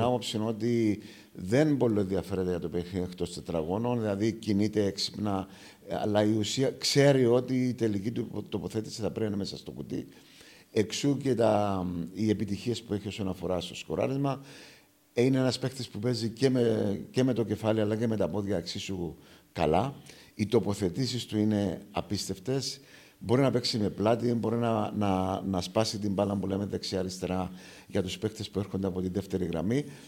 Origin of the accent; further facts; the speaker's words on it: Aradippou, Larnaca District, Cyprus; το πατρικό μου το σπίτι είναι ακριβώ έξω από το κοινοτικό γήπεδο τη Αραδίπου. Γεννήθηκα στην Αραδίπου.